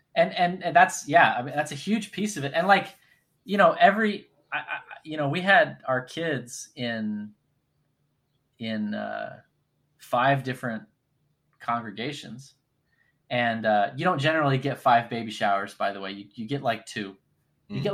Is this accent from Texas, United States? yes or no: yes; North Texas, United States; I grew up in North Texas